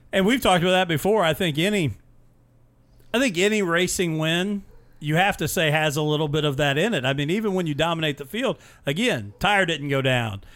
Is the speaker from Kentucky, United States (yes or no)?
no; Mitchell, Indiana, United States; this is a kid from my hometown and where I graduated high school